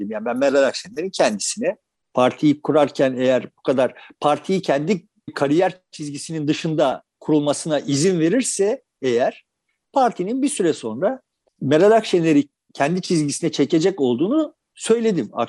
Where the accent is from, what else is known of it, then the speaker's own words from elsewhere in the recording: Turkey; Yani bu boşluk bak kardeşim biz Türk'üz ama tamam ya